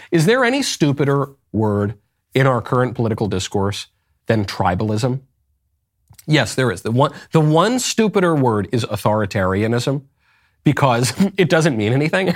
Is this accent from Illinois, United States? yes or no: no; New York, United States; I'm from New York